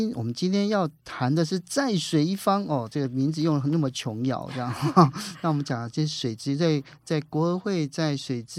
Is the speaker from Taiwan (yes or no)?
yes; Taiwan; also born or lived in Mauritania; 我跟他讲说我是台湾来的